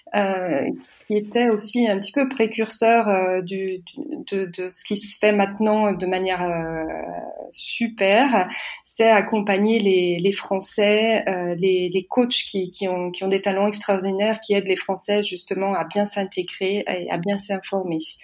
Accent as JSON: {"language": "French", "country": "France", "also_born_or_lived": "Munich, Germany", "moved": "as an adult", "lives_now": "Berlin, Germany", "said": "je suis française, j'ai 47 ans, je suis mariée avec un Allemand"}